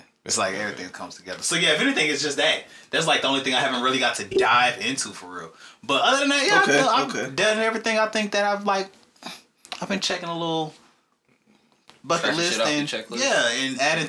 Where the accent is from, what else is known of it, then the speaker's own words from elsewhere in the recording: College Park, Georgia, United States; I'm from Atlanta. Like, proudly. Yeah, well, I'm from College Park.